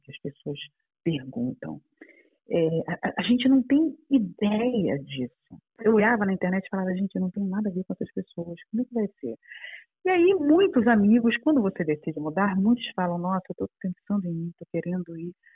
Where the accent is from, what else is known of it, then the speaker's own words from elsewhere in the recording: Brazil; moved away as an adult; now in Portugal; eu sou brasileira, meu marido e eu trabalhávamos com publicidade no Brasil